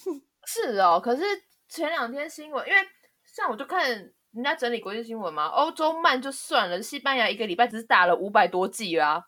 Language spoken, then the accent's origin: Chinese; Taiwan; 我们台湾人